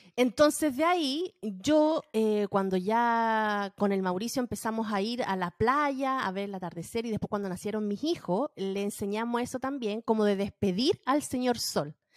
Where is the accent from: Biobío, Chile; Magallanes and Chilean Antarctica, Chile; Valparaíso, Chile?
Valparaíso, Chile; moved away as an adult; now in United States; Yo soy de Valparaíso. Toda mi vida vi el sol esconderse en el mar